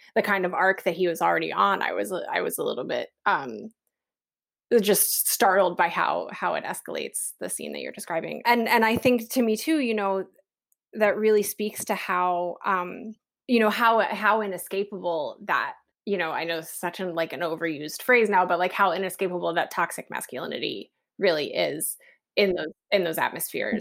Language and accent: English; West Virginia, United States; moved away; I'm from West Virginia